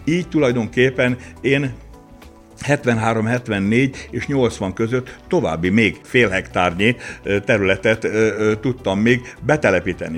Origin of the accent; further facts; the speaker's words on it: Kisakafalva, Baranya, Hungary; nekünk Kisakafalván laktunk, akkor a szőlőbe Kisakafalvára is kellett menni, és villányba is